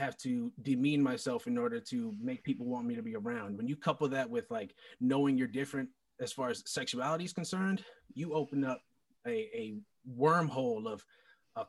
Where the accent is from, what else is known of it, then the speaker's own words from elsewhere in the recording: South Florida, United States; Born and raised down here, South Florida